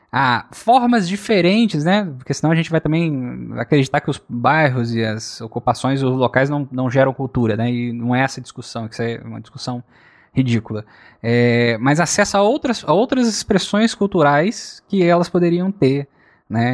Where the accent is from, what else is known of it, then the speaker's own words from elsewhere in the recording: Rio de Janeiro, Brazil; quando eu sou do Rio de Janeiro